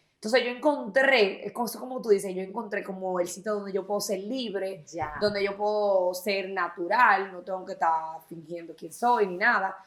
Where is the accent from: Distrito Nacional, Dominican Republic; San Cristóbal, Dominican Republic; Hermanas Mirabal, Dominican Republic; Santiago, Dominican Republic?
Santiago, Dominican Republic; Santiago de los Caballeros; soy de aquí de Santiago